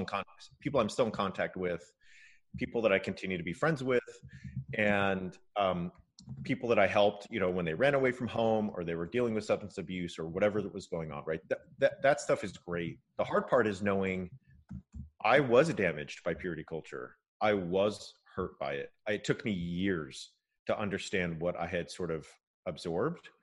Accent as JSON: {"language": "English", "region": "California", "country": "United States", "tie": "born or raised there", "said": "My dad is Japanese American and I grew up in California"}